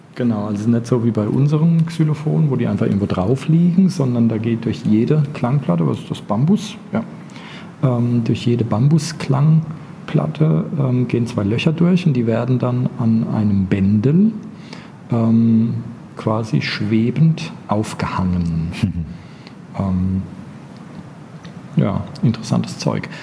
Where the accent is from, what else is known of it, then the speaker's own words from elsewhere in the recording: Bavaria, Germany; als Bayer